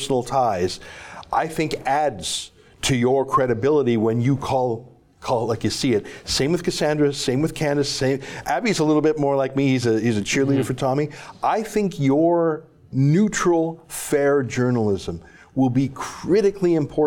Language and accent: English; Canada; I, as a Canadian